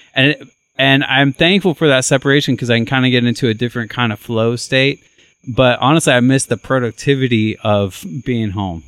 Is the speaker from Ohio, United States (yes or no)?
yes; Ohio, United States; now in Nashville, United States; I grew up in Ohio